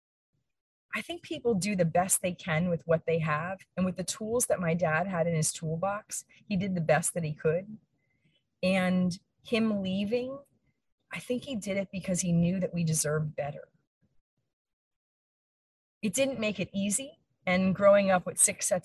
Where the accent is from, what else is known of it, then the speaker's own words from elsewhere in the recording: Allentown, Pennsylvania, United States; I was born and raised in Allentown, Pennsylvania